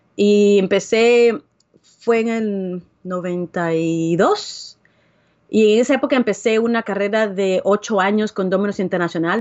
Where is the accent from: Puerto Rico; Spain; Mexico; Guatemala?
Guatemala; moved away; also born or lived in Dallas, Texas; Yo soy originalmente de Guatemala, pero vivía en Dallas, Texas.